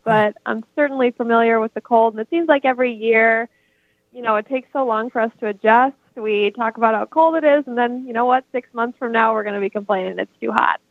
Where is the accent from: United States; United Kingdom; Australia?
United States; Minnesota and Wisconsin, Upper Midwest; But yes, I am from the North Woods. Uh, grew up in both Minnesota and Wisconsin.